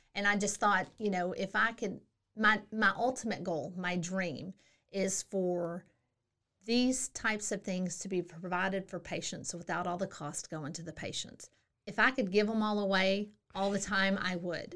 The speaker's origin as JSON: {"language": "English", "region": "Central Texas", "country": "United States", "also_born_or_lived": "Hawaii / Germany / El Paso / South Korea", "moved": "as an adult", "said": "I'm from Central Texas."}